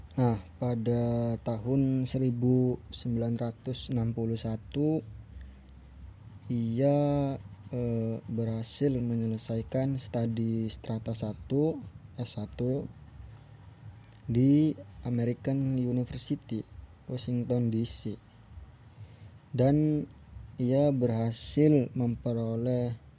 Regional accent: Bekasi, West Java, Indonesia; now in Cirebon, Indonesia; lahir di Bekasi dan sekarang tinggalnya di Cirebon

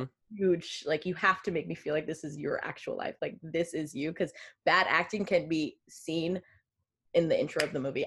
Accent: Long Island, New York, United States; moved away as an adult; now in California, United States; I'm from Long Island, New York.

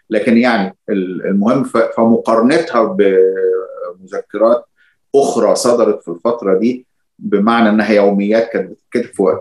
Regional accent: Egypt; احنا عندنا في مصر هنا بنتعامل مع مذكرات الشخصيات العامة باعتبارها نوع من الوثائق

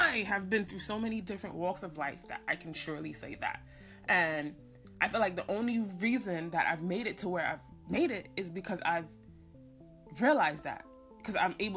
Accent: New York City, New York, United States; I'm from Brooklyn

